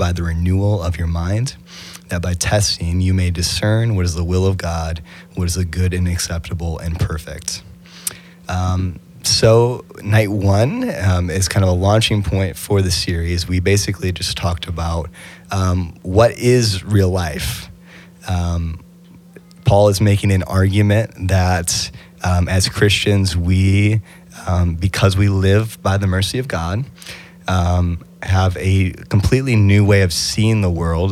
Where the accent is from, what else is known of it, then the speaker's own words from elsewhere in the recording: Grant County, Kentucky, United States; I'm from Grant County, Kentucky.